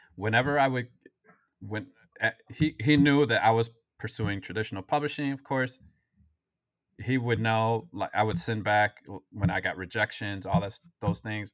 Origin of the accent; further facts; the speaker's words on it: Waukegan, Illinois, United States; I grew up in Waukegan